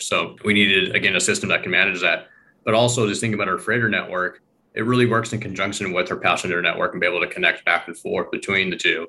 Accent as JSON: {"language": "English", "region": "Eastern Washington", "country": "United States", "tie": "born or raised there", "said": "I grew up in Eastern Washington"}